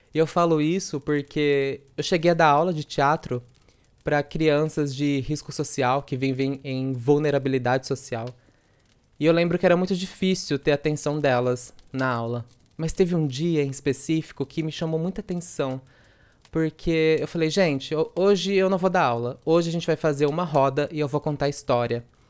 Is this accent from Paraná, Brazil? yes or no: no; interior of São Paulo, Brazil; accent: interior São Paulo accent with retroflex R (R puxado); sou do interior de São Paulo, interior mesmo com R puxado